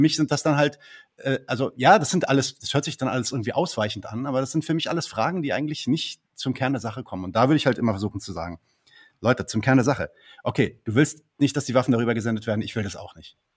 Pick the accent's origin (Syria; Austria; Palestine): Palestine; ich bin ja Palästinenser